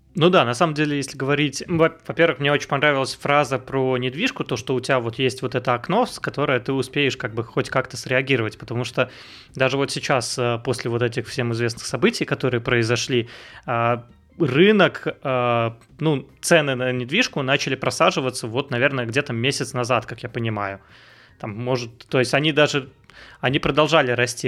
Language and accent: Russian; Vsevolozhsk, Leningrad Oblast, Russia; moved away; also born or lived in Saint Petersburg; я сам из Питера, а, рядом из Питера, из Всеволожска